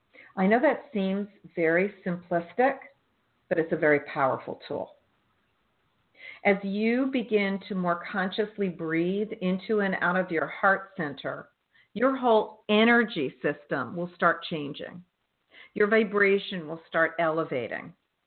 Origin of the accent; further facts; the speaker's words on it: Northeast, United States; Well, I'm from the Northeast, so it's okay.